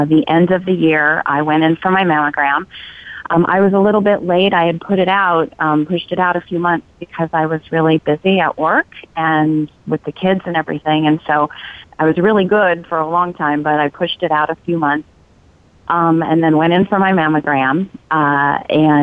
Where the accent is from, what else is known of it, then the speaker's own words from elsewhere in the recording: California, United States; now in Oregon, United States; I'm a transplant. I'm not from Oregon. I'm from California